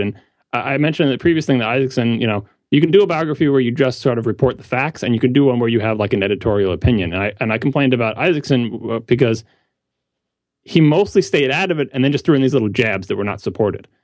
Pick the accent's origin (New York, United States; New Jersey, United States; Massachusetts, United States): New York, United States; Long Island; I grew up on Long Island